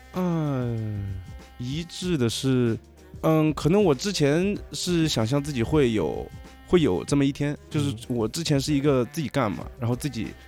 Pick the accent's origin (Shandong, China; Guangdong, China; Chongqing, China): Chongqing, China; moved away; 我来自重庆